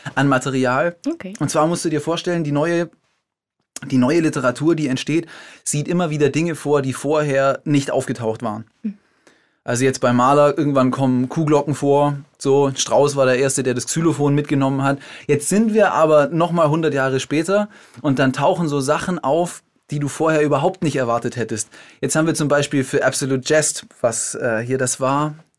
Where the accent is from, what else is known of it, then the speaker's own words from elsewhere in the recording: Germany; moved away as an adult; also born or lived in Switzerland; Ich komme vom Bodensee, aber vom deutschen Ufer